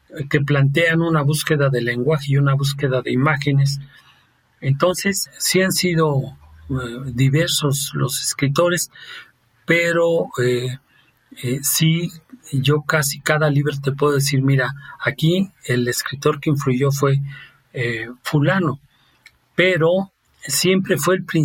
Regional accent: Rome, Lazio, Italy; Spanish is a second language; now in Toluca, Mexico; y yo siendo italiano, eh, él en Florencia y yo en Roma

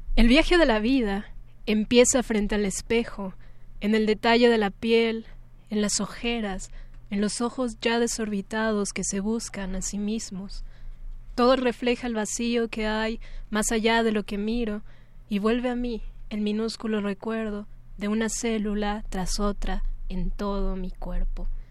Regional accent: Mexico City, Mexico; el lugar en donde nací, ¿no? La Ciudad de México

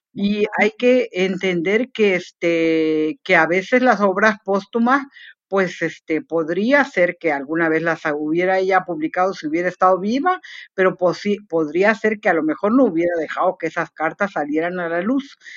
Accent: Chiapas, Mexico; Puerto Arista es una playa aquí chiapaneca para recordar un poco también eh, algo de mi tierra

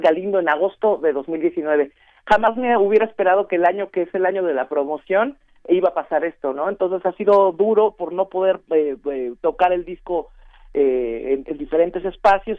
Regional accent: Mexico; soy mexicana

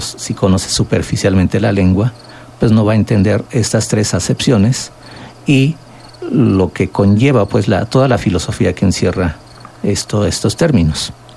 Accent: Valle del Mezquital, Hidalgo, Mexico; El término ñañú, que nos autodenominamos los que hablamos esta lengua en la zona, en la región del Valle del Mezquital Hidalgo

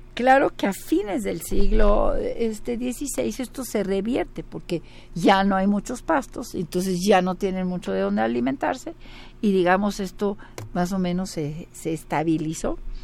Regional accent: Mexico; el mexicano somos producto español, indio y negro

